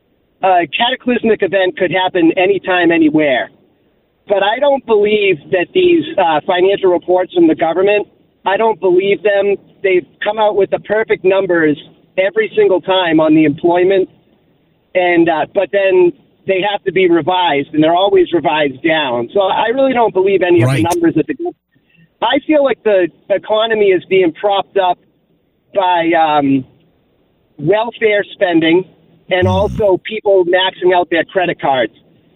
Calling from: Massachusetts, United States; So I'm calling from Massachusetts.

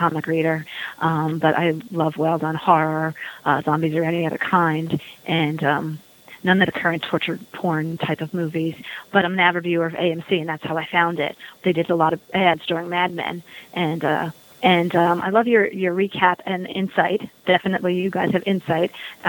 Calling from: New York, United States; I'm calling from New York.

